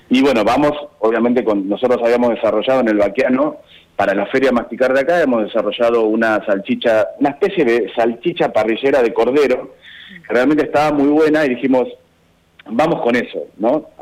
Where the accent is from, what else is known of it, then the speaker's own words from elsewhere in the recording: Necochea, Buenos Aires Province, Argentina; moved away as an adult; also born or lived in San Cayetano / Bahía Blanca / Mar del Plata; yo me crié en Necochea, nací en San Cayetano y también vivía en Bahía Blanca